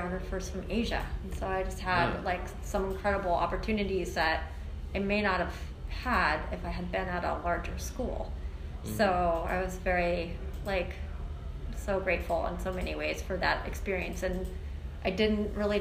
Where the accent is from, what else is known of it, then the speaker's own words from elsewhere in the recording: Colorado, United States; moved away as an adult; also born or lived in San Francisco / Hong Kong / New York; I grew up in Colorado